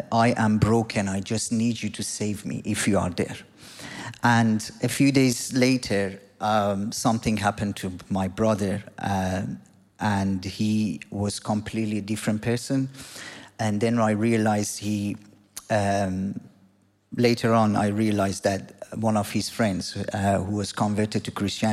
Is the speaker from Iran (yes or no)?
yes; Iran; moved away; I'm from Iran. I grew up as a nominal Muslim in a country that is ruled by the Islamic government.